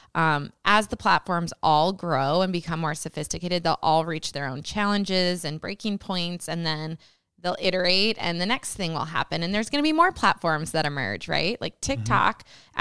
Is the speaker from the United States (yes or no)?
yes; Britt, Iowa, United States; I grew up in rural Iowa in a little town called Britt.